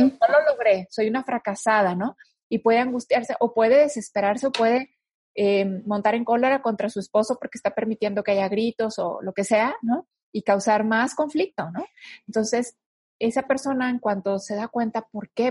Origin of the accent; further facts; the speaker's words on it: northern Mexico, Mexico; yo soy del, norte de, México y en el norte de México la gente somos más directa